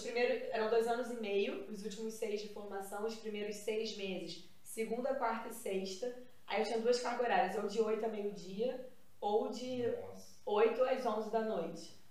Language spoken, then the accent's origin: Portuguese; Nova Iguaçu, Rio de Janeiro, Brazil; Eu já fazia curso de teatro em Nova Iguaçu, que é onde eu nasci, na Baixada